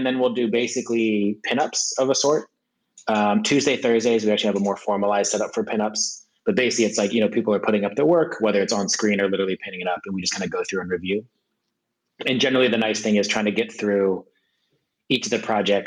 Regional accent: California, United States; moved away as an adult; now in New York, United States; I'm from California

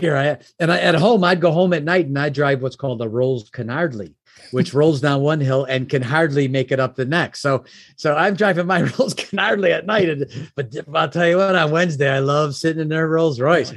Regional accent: Oak Brook, Illinois, United States; also born or lived in Chicago; I was born and raised in the Oak Brook area. It's a suburb of Chicago.

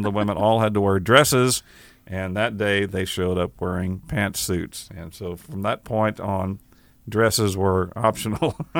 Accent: Kerrville, Texas, United States; she worked at the county clerk's office in my hometown of Kerrville, Texas

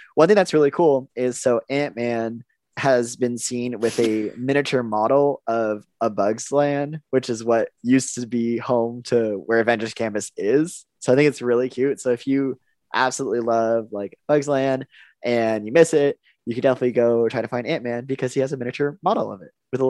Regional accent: California, United States; moved away; I am actually from California.

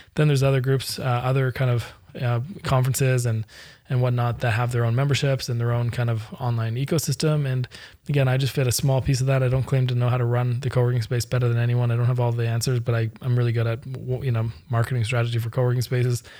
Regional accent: Canada; I'm Canadian

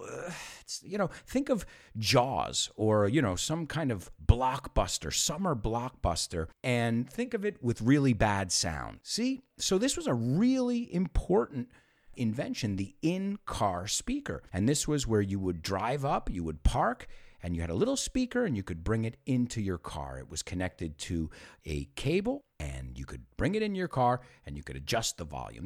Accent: United States

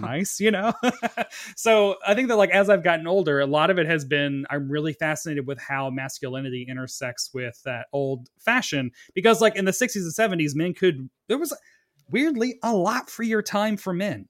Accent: the South, United States; growing up in the South, growing up gay and not liking sports

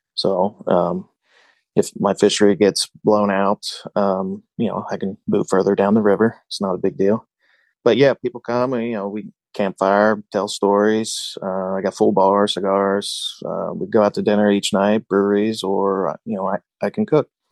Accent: Cincinnati, Ohio, United States; Growing up in Cincinnati

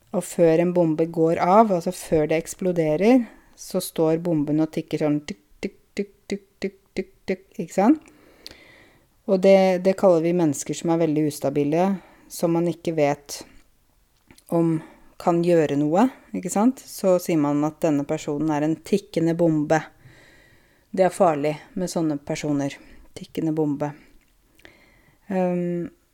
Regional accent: Norway; Jeg er en nordmann selv om jeg er kvinne

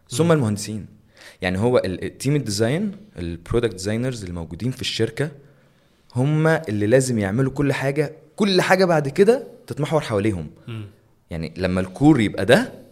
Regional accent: Egypt

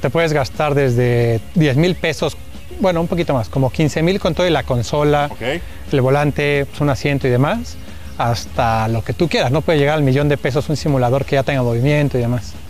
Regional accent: Mexico; yo soy el representante de México

